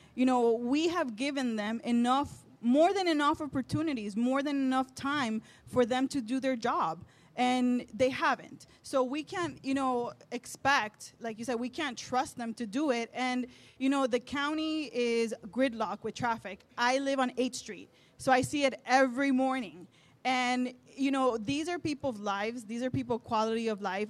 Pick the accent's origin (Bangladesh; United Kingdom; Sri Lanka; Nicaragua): Nicaragua; now in Miami, United States; I am from Nicaragua and I grew up in a farm.